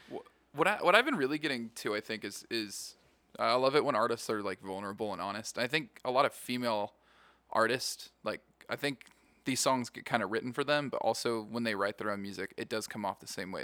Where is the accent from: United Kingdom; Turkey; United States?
United States; Yakima, Washington; moved away as an adult; now in Las Vegas, United States; I grew up in Yakima, Washington.